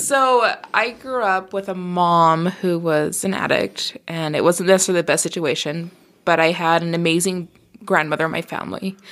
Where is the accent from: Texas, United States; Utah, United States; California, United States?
Utah, United States; Murray; also born or lived in Brigham City, Utah; I spent most of my time growing up in the South Salt Lake, Murray